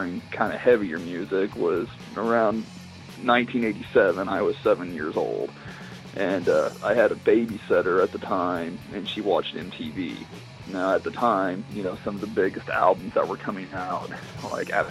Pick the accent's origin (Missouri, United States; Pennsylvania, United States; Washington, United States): Missouri, United States; we're actually from Missouri. And Assassin had lived in Marshfield, which is not too far away from Springfield, where I live